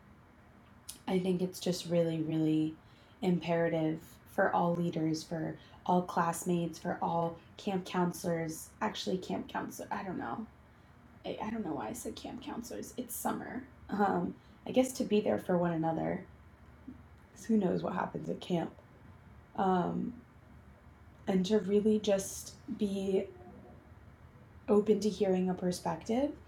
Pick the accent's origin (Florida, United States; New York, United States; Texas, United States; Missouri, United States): New York, United States; New York City; I grew up in New York City. I went to school on the Upper West Side.